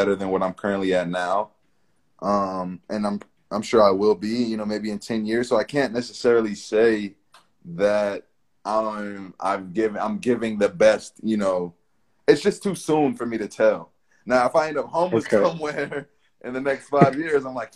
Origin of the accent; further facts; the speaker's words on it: Tucson, Arizona, United States; I'm from Tucson, Arizona